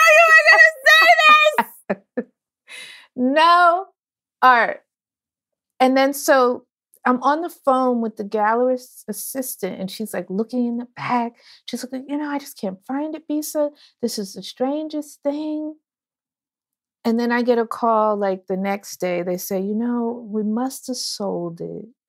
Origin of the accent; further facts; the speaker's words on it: Orange, New Jersey, United States; I am from New Jersey, Orange, New Jersey, but my father's from Ghana and my mother's from New Orleans